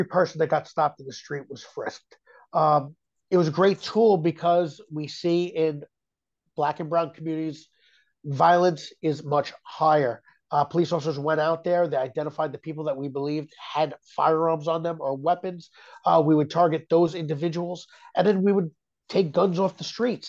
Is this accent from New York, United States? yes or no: yes; New York City, New York, United States; So growing up here, we had the Latin Kings, the Bloods, and the Crips